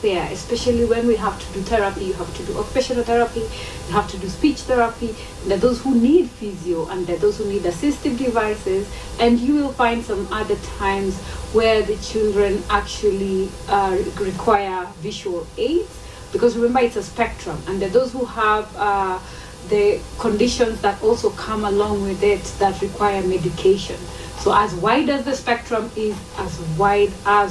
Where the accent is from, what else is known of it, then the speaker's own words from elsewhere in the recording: Kisii County, Kenya; we're both from Kissy.